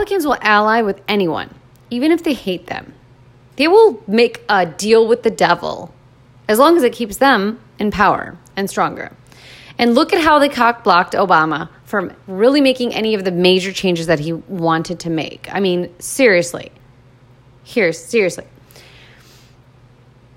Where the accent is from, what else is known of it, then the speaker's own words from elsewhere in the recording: United States; I was born in America